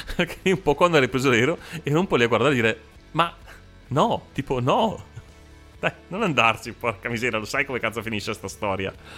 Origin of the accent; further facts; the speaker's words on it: Brescia, Lombardy, Italy; noi siamo di Brescia